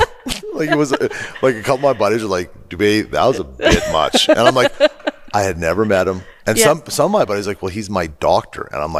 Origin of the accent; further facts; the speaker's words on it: Edmonton, Alberta, Canada; huge Oilers fan because of meeting all of us from Edmonton.